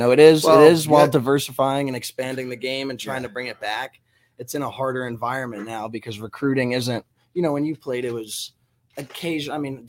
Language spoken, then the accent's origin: English; South Carolina, United States; South Carolina.